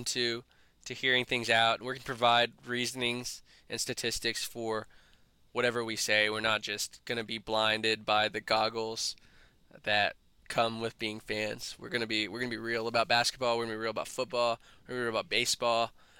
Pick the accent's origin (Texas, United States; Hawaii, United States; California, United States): Texas, United States; Dallas; We're from Dallas. We're proud Dallas residents